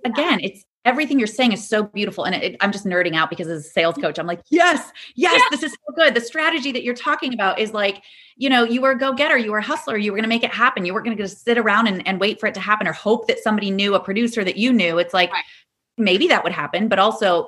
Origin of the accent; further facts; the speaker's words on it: Ohio, United States; I grew up in Ohio